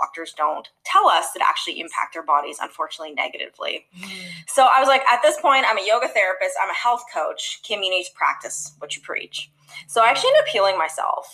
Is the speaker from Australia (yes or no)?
no; Canada; now in Los Angeles, United States; I'm originally from Canada, actually, currently living in Los Angeles, about to move to Florida